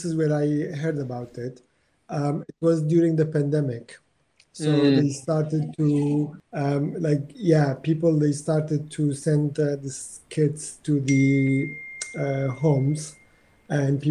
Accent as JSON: {"language": "English", "area": "Iraqi Kurdistan", "region": "Kurdistan Region", "country": "Iraq", "tie": "born or raised there", "second_language": "English", "moved": "yes", "lives_now": "London, United Kingdom", "said": "growing up in Iraq"}